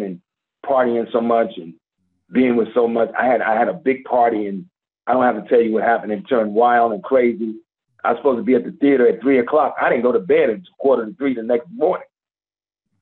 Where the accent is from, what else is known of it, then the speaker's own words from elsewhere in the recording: Washington, District of Columbia, United States; moved away as an adult; now in Atlanta, United States; D.C., and that's my hometown.